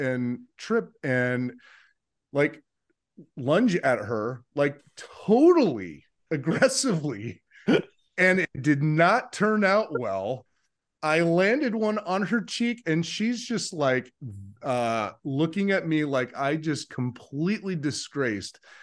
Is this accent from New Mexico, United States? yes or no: no; Phoenix, Arizona, United States; moved away as an adult; also born or lived in Minnesota; coming to Pillsbury, I was right from Phoenix, Arizona